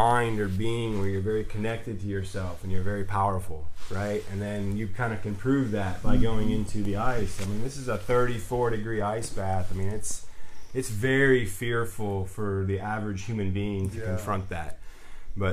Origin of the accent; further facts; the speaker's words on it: Destin, Florida, United States; I'm from Destin, Florida